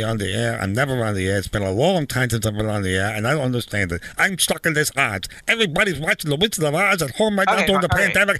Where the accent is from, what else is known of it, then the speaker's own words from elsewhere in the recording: Wichita, Kansas, United States; Wichita, Kansas. I'm from Wichita, Kansas.